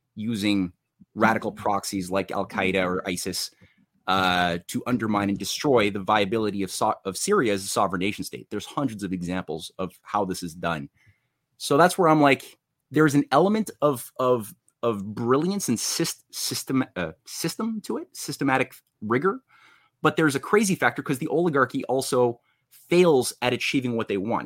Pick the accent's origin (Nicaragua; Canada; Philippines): Canada; I was in Canada, I was born in Canada